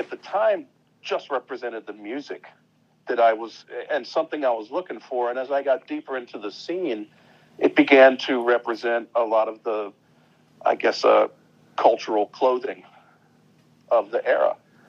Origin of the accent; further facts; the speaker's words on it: Richmond, Virginia, United States; as a kid growing up in Richmond, Virginia, you know, we had two radio stations.